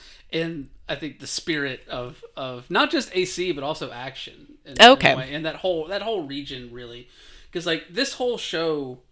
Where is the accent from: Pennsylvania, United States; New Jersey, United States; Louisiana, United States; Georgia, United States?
Georgia, United States; growing up in Georgia, like I did